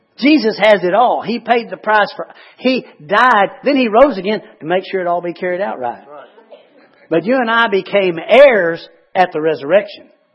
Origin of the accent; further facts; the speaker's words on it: United States; I'm an American